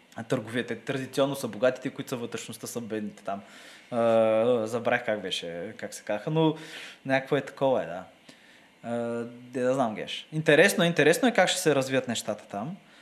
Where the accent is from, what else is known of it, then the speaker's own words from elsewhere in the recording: Bulgaria; нашата държава